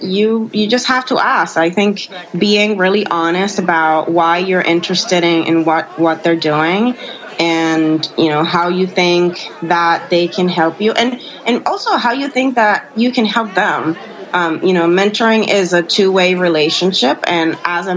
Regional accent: Puerto Rico; I'm from Puerto Rico

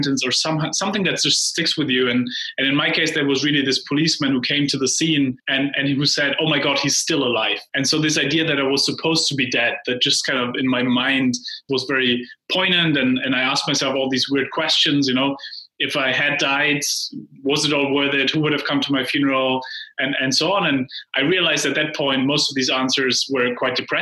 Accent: Heidelberg, Baden-Württemberg, Germany; moved away; In Heidelberg, Germany.

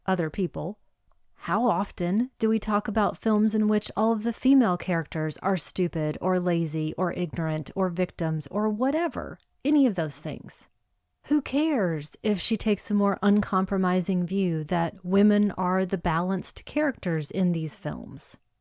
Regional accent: United States; I'm an American.

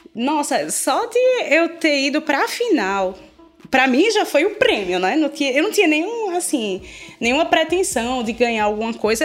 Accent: Pernambuco, Brazil; eu sou pernambucana antes de ser brasileira

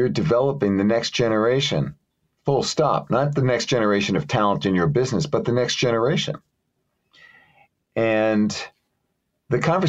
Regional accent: New York City, New York, United States; I grew up in Brooklyn, New York.

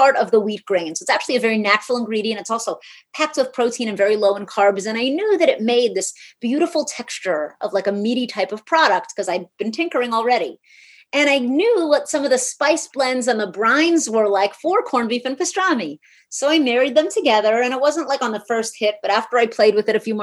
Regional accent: New York City, New York, United States; I'm from New York City

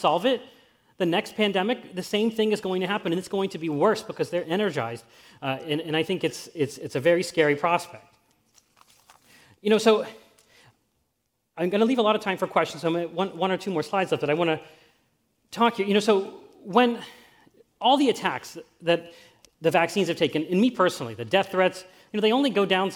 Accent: Pittsburgh, Pennsylvania, United States; I'm from Pittsburgh too, and when I was a student at Carnegie Mellon

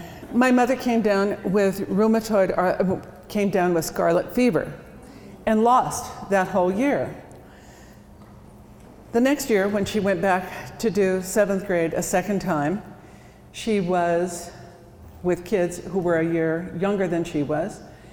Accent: Watertown, South Dakota, United States; born there; So, I was born in Watertown.

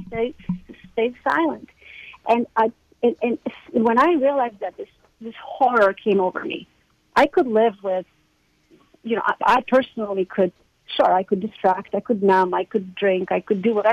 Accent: Croatia; moved away as an adult; now in United States; I grew up in Croatia

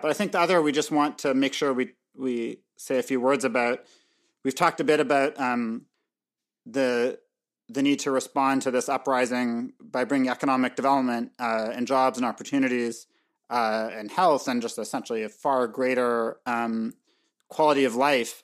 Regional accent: Canada; also born or lived in Montreal; I'm, I'm Canadian

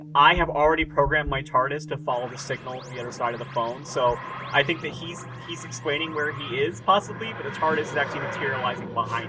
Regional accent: United Kingdom; accent: British; almost as much as my British accent, but I'm trying to do it anyway.

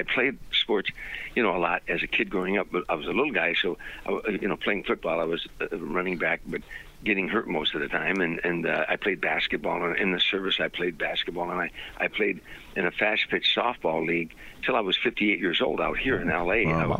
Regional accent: Harvey, Illinois, United States; moved away as an adult; now in Sherman Oaks, United States; as a little boy growing up in Harvey, I had 8 brothers and sisters. We lived in a shack, you know, raggedy poor

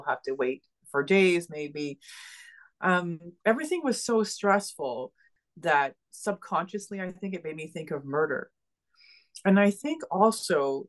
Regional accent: Ottawa, Ontario, Canada; moved away as an adult; also born or lived in Montreal, Quebec; I ended up in Quebec, in Montreal, Quebec, which is actually not far from Ottawa, my hometown.

